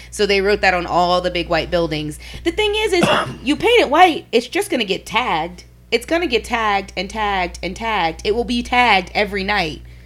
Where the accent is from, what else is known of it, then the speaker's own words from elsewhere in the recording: New Orleans, Louisiana, United States; where I'm from is Different. New Orleans